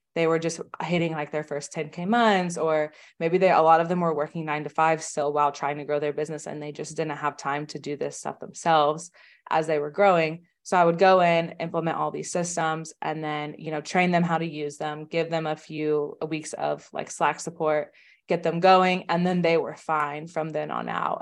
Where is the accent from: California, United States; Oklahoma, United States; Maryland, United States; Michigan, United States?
Oklahoma, United States; I'm from Oklahoma in the United States, which is, like, a very, very, you know, small state.